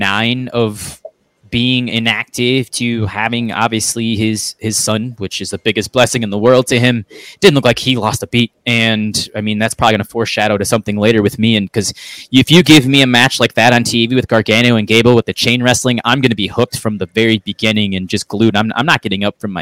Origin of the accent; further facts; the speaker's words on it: Minnesota, United States; in my home state of Minnesota